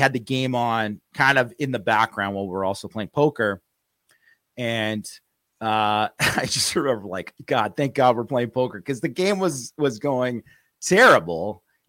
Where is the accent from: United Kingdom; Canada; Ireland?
Canada; Vancouver, British Columbia; where I grew up in Vancouver, BC, there wasn't a ton of Notre Dame fans out there.